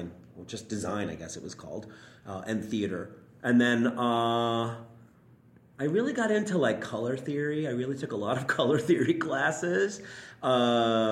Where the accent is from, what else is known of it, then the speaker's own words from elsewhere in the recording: New York City, New York, United States; growing up in Queens, I lived on 61st Street off of Fresh Pond Road, Myrtle Avenue area.